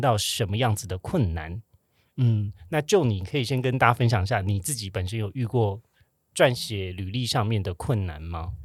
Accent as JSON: {"language": "Chinese", "country": "Taiwan", "tie": "born or raised there", "said": "我跟 Joe 呢是在台湾长大。土生土长土生，土生土长"}